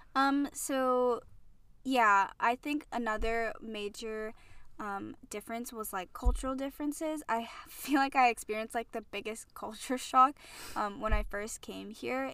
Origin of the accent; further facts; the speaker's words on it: Hawaii, United States; moved away as an adult; I'm from Hawaii, and, um, I moved out here out here to school